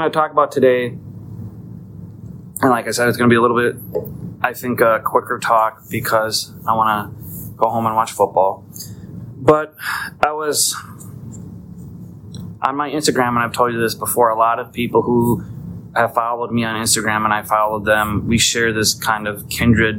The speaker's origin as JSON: {"language": "English", "country": "United States", "said": "I'm an American in America"}